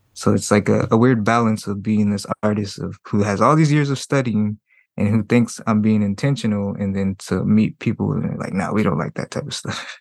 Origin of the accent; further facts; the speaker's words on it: Compton, California, United States; also born or lived in San Francisco / Berkeley; I'm from Compton